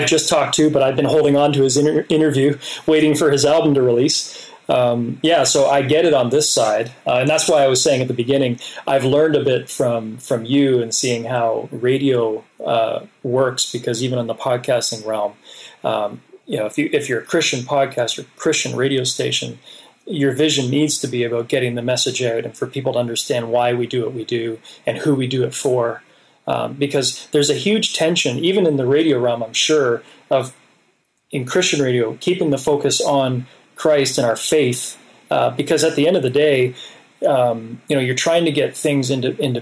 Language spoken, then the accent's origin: English; Hamilton, Ontario, Canada; I'm from Hamilton, Ontario. I spent a lot of years there